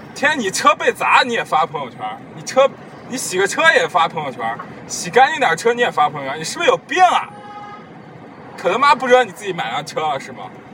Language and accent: Chinese; Henan, China; accent: Henan dialect; 主要我没有说河南话